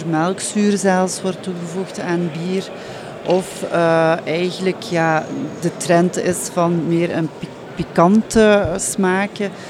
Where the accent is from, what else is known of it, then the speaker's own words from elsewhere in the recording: Hasselt, Flanders, Belgium; wij zijn afkomstig van Hasselt. Mhm. Uh, Hasselt is de hoofdstad van, hoofdstad van de smaak.